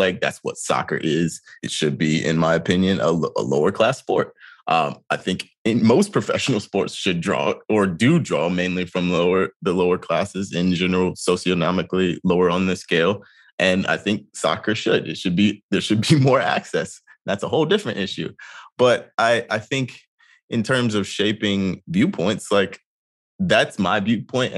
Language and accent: English; North Carolina, United States; growing up in North Carolina